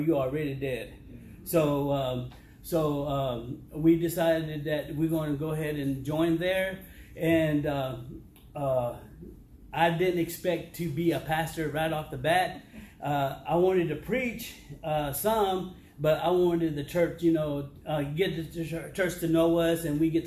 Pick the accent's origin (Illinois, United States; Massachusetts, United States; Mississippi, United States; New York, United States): Mississippi, United States; Philadelphia; moved away as an adult; also born or lived in San Diego, California / Maryland; now in Ripley, Tennessee, United States; I'm originally from Philadelphia, Mississippi